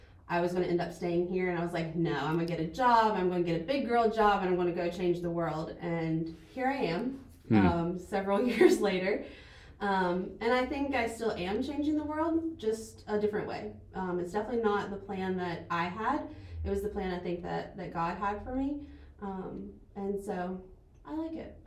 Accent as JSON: {"language": "English", "town": "Bailey", "region": "North Carolina", "country": "United States", "tie": "born or raised there", "lives_now": "Erwin, United States", "said": "I grew up in Bailey, North Carolina, which is about an hour from here."}